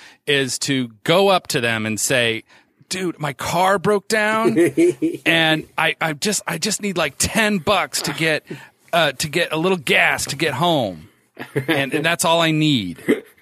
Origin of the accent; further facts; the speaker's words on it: Indiana, United States; When I growing up in Indiana